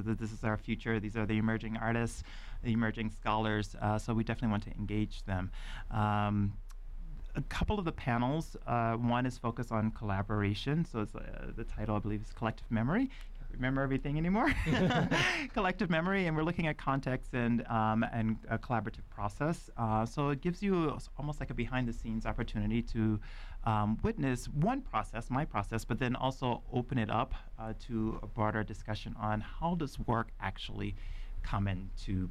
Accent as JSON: {"language": "English", "town": "Lafayette", "region": "Louisiana", "country": "United States", "tie": "born or raised there", "moved": "yes", "said": "my Creole cultural background and growing up in Lafayette, Louisiana"}